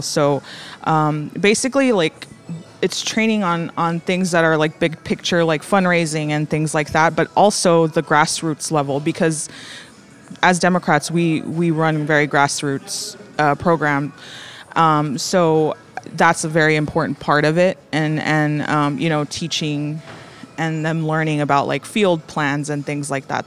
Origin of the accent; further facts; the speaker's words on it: Rio Grande Valley, Texas, United States; I'm actually from the Rio Grande Valley.